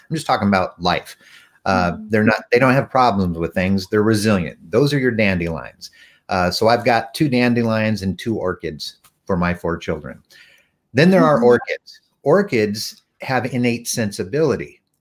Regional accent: Texas, United States; I'm from Texas.

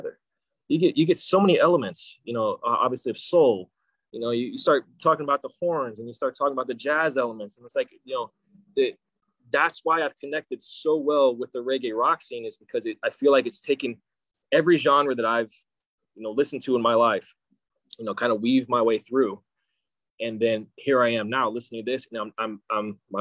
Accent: Kansas, United States; moved away as an adult; now in San Diego, United States; I grew up in Kansas. a little hick town in Kansas, no less.

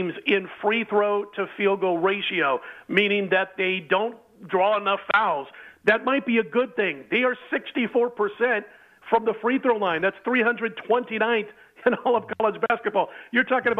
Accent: Omaha, Nebraska, United States; born or raised there

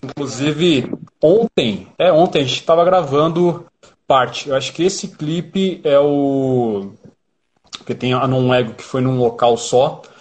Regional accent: São Paulo, Brazil; E eu e o Rodolfo somos da Zona Sul

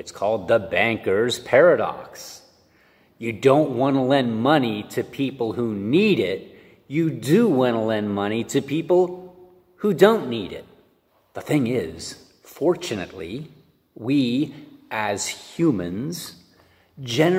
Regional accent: Pittsburgh, Pennsylvania, United States; I'm from Pittsburgh.

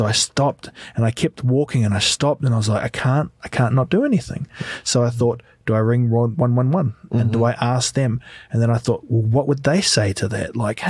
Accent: New Zealand; because I'm massive and I come from New Zealand

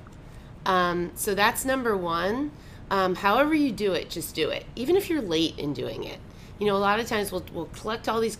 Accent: Baltimore, Maryland, United States; moved away as an adult; now in Naples, United States; I grew up in Baltimore

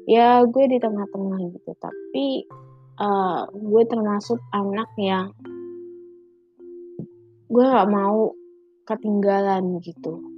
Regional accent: Medan, North Sumatra, Indonesia; now in Jakarta, Indonesia; sebelum nyokap gue ke Jakarta gue kan anak rantau dari Medan gitu

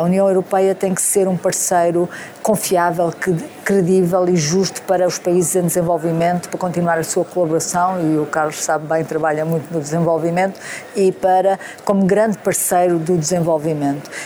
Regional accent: Beja, Alentejo, Portugal; Sou de Beja

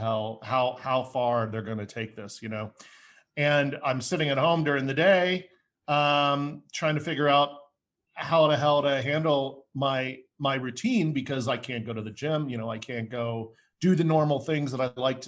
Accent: United States; also born or lived in Denver, Colorado; I'm an American fellow. I live in Denver, Colorado at the moment

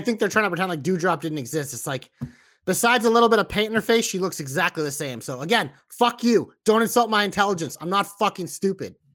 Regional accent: Boston, Massachusetts, United States; accent: Boston; I have a little bit of a Boston accent myself

